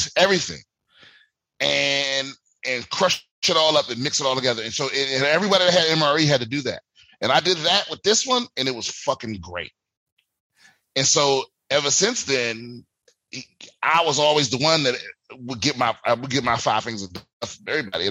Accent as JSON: {"language": "English", "town": "Washington", "region": "District of Columbia", "country": "United States", "tie": "born or raised there", "moved": "yes", "said": "my hometown, I'm performing in DC in a few weeks"}